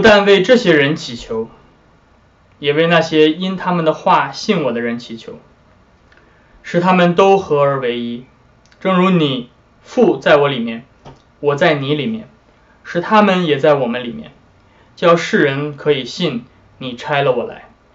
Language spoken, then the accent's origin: Chinese; China; 我们中国人